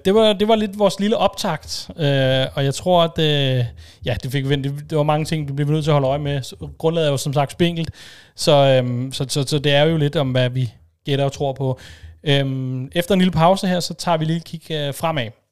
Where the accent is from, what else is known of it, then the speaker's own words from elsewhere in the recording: Denmark; som dansker